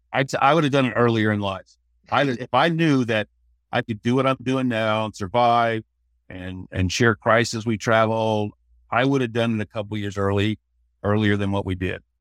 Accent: Sedalia, Missouri, United States; moved away as an adult; also born or lived in Fort Worth; I'm from Missouri. Grew up in a little town, Sedalia

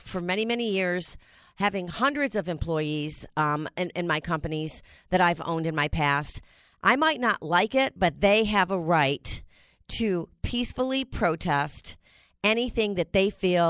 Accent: United States; It's the one thing that, as an American, it's the most valuable thing that we have

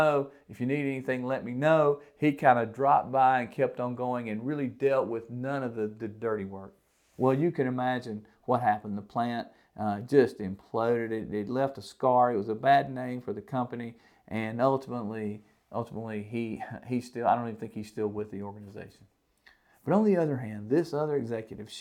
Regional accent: the South, United States; I'm from the South, if, in case you can't tell

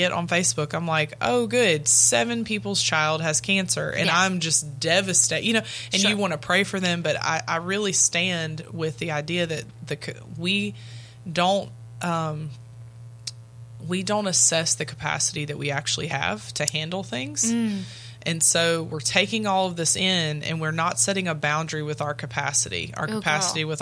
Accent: Louisiana, United States; I am from Louisiana

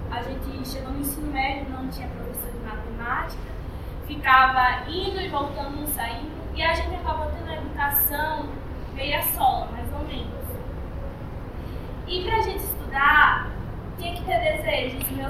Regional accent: Bahia, Brazil; accent: Bahian; now in São Paulo, Brazil; Se eu falar com o meu sotaque, piorou. É da Bahia

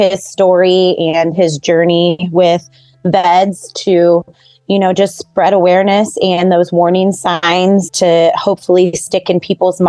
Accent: Kettering, Ohio, United States; I'm from Kettering, Ohio, which is just a little bit south of Dayton. My brother and I grew up here in Kettering, Ohio. Neither one of us really left.

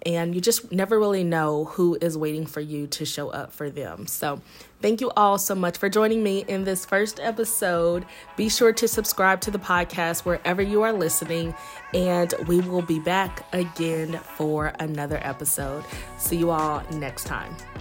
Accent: Indiana, United States; moved away as an adult; now in Los Angeles, United States; I'm originally from Indiana, and I currently live in Los Angeles

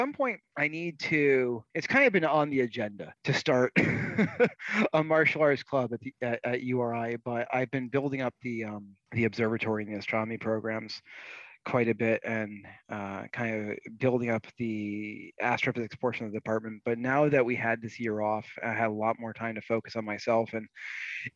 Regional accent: Rhode Island and Vermont, New England, United States; moved away as an adult; also born or lived in Connecticut / Boston, Massachusetts / Florida; I grew up mostly in Rhode Island and Vermont

